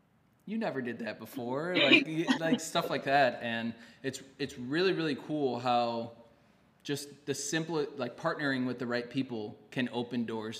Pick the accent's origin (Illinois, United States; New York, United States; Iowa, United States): Illinois, United States; Chicago; I'm from Chicago